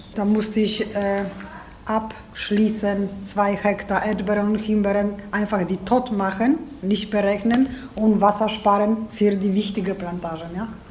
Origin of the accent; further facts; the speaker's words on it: a village near Gubin, Lubusz Voivodeship, Poland; German is a second language; Ich stamme aus dem Dorf